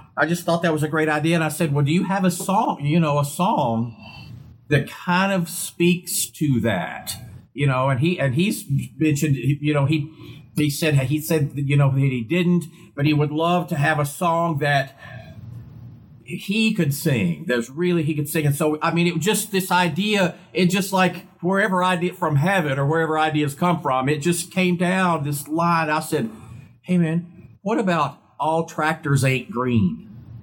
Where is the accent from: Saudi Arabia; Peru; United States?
United States; Portsmouth, Virginia; I was born in Virginia, Portsmouth, Virginia, which was kind of near Virginia Beach, the coast there, that tidewater area it's called. And so when I was a kid, we had a store